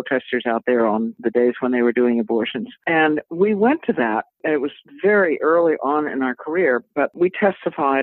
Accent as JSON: {"language": "English", "town": "Boston", "region": "Massachusetts", "country": "United States", "tie": "born or raised there", "said": "growing up in the Boston area"}